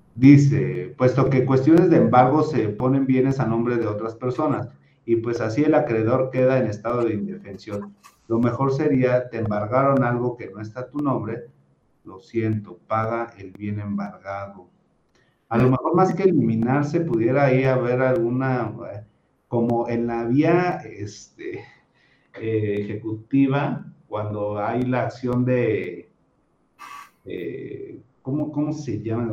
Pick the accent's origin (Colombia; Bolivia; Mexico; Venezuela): Mexico; nosotros como mexicanos